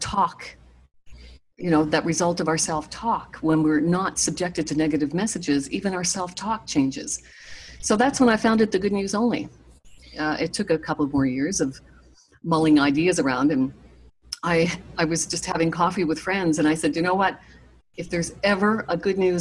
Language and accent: English; Nova Scotia, Canada; moved away; also born or lived in Toronto; I'm from Nova Scotia